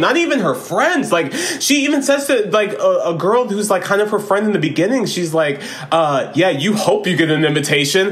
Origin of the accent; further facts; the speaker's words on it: Florida, United States; we grew up in Florida and we had a lot of country influence